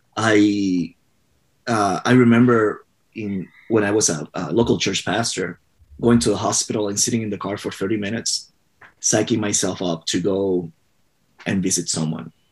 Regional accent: Puerto Rico; I was born and raised in Puerto Rico

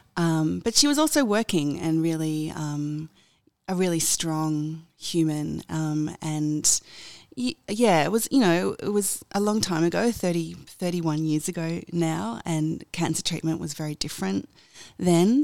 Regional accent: Sydney, New South Wales, Australia; I was born in Sydney. I've always lived in Sydney.

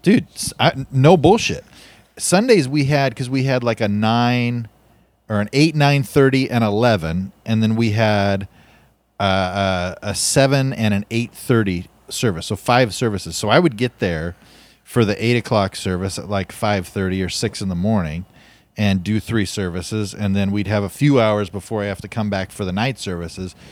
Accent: Fresno, California, United States; I was born in America, in Fresno with, with Christian parents in nineteen eighty-one

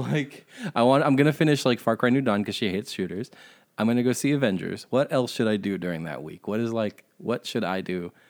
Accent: Chatham, New Jersey, United States; also born or lived in Montague, New Jersey; I say I'm from Chatham, which is where I went to high school. It's not where I grew up. Like I said, I grew up in the fucking Appalachian foothills, but I don't say I'm from fucking Montague because I moved out of that town when I was 11.

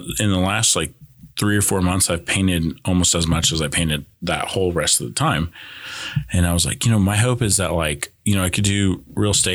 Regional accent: California, United States; moved away; growing up in California

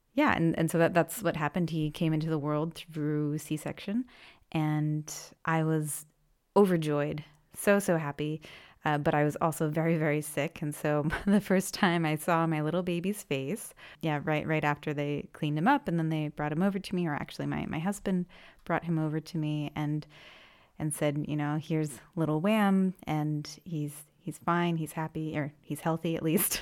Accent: Maine, United States; first language English; moved away as an adult; now in Freiburg, Germany; I'm from Maine in the U S, and I currently live in Freiburg

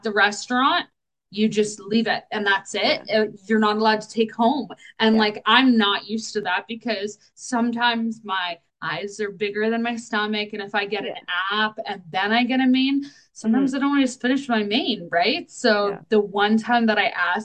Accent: Canada; we're Canadian

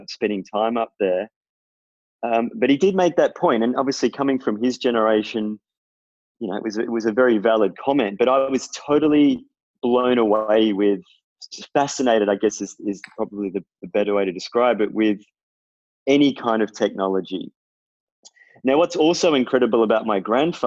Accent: Melbourne, Victoria, Australia; I'm from Melbourne. And I grew up in sort of the Bayside suburbs around Elwood kind of area

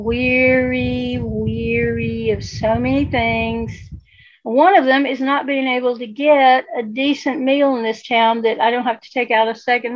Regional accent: Asheville, North Carolina, United States; I'm from Beer City, USA

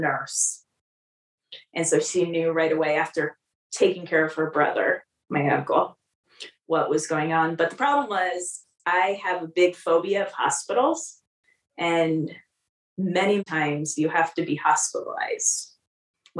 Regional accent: California, United States; moved away; also born or lived in Des Moines, Iowa; I was a California girl. I grew up in California.

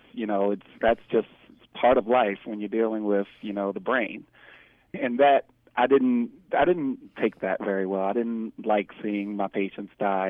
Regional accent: Baltimore, Maryland, United States; Well, growing up, I grew up in Baltimore City

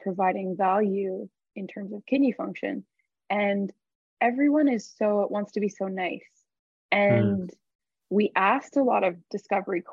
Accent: Canada; we're Canadian

